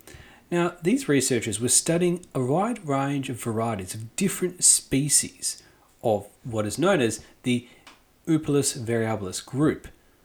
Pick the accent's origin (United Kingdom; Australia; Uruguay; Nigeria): Australia